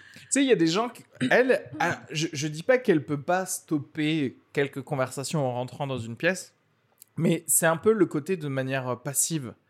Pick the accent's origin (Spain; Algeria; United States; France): Algeria; moved away; je suis né en Algérie